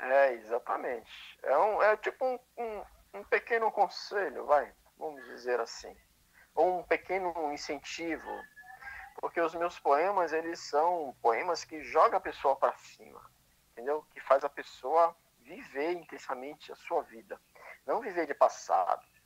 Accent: São Luís, Maranhão, Brazil; moved away; minha cidade, São Luís do Maranhão, onde eu nasci que eu sou de lá, não nego minhas origens

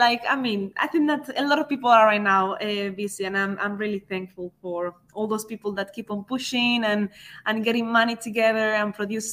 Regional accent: Spain; now in United Kingdom; I was still from Spain

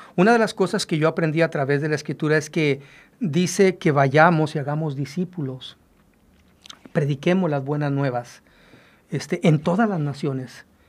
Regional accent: Mexico; nosotros los mexicanos

